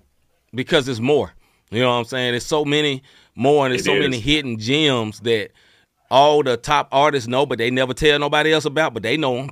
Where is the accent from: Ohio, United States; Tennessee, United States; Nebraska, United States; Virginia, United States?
Tennessee, United States; Memphis; You know, I'm from there. You know, I'm from Memphis. I didn't love the Memphis sound.